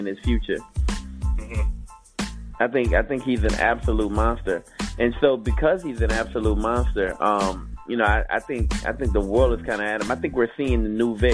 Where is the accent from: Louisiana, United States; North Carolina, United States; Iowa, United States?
Louisiana, United States; I'm from Louisiana